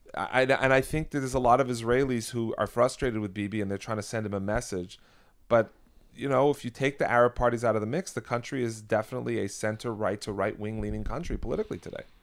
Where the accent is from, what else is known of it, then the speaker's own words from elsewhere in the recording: Canada; now in United States; I'm American today, but I, I am Canadian. I was born in Canada.